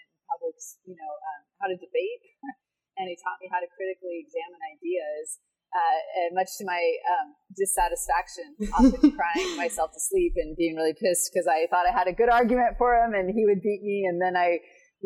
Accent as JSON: {"language": "English", "town": "Portland", "region": "Oregon", "country": "United States", "tie": "born or raised there", "said": "I grew up in Portland, Oregon, which is a pretty progressive city"}